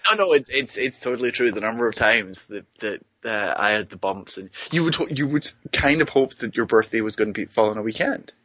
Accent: Greenock, Scotland, United Kingdom; moved away; my hometown

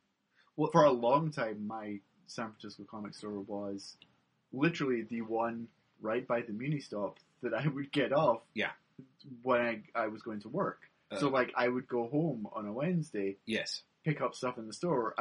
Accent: Scotland, United Kingdom; moved away; I grew up in the Scottish Sticks

